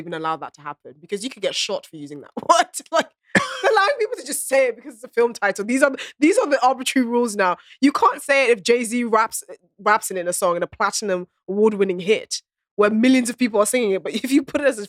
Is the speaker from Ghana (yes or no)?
yes; Ghana; moved away; I grew up in Ghana